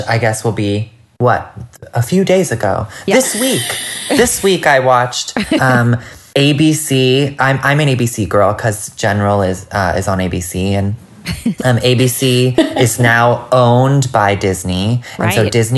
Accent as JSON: {"language": "English", "country": "Canada", "tie": "born or raised there", "also_born_or_lived": "California", "moved": "as an adult", "lives_now": "Los Angeles, United States"}